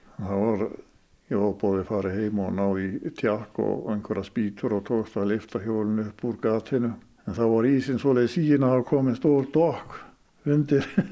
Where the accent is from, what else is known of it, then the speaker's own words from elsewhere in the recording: Skútustaðir, Mývatn, Northeastern Region, Iceland; hér í skútustöðum þar sem ég, þaðan sem ég er nú.